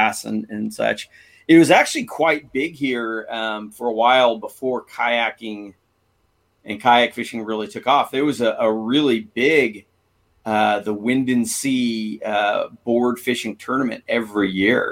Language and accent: English; San Diego, California, United States; I grew up here in San Diego surfing